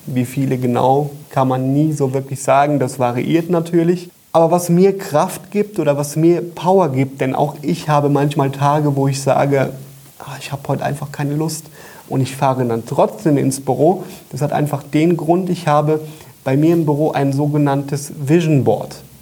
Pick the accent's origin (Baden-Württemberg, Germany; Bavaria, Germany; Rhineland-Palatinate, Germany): Rhineland-Palatinate, Germany; Koblenz; Büroräume in Koblenz, wo wir sitzen, wo ich herkomme